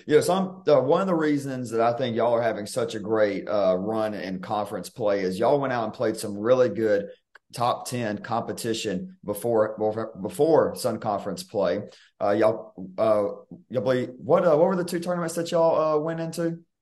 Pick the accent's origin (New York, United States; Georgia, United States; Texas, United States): Georgia, United States; South; I'm from South Georgia